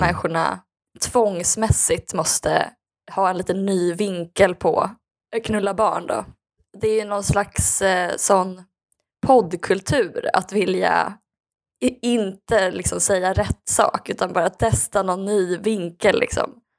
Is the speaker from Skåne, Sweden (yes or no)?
no; Skaraborg, Västra Götaland, Sweden; där jag är ifrån